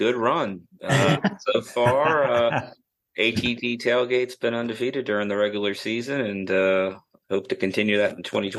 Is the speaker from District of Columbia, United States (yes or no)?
no; Atlanta, Georgia, United States; now in Charlotte, United States; I grew up in the Atlanta suburbs like you did. And, but I'd lived in Charlotte for quite a while.